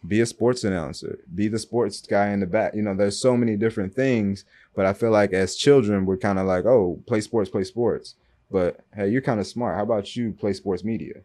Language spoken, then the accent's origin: English; Michigan, United States; moved away as an adult; also born or lived in Louisville, Kentucky; now in Miami, United States; I went to high school and college in Michigan